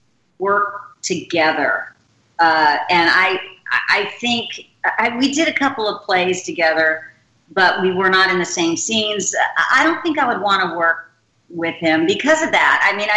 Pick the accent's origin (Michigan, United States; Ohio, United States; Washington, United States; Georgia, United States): Georgia, United States; also born or lived in Florida / England; Well, Georgia mainly, but my dad was in the Air Force, so he was stationed down in the Florida Panhandle for a few years. And then we were stationed in England for a couple of years. And then I guess when we moved back to Georgia